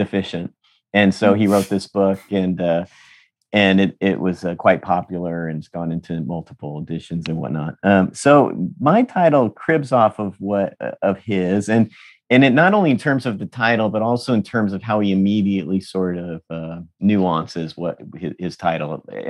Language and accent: English; San Diego, California, United States; I was raised in San Diego, California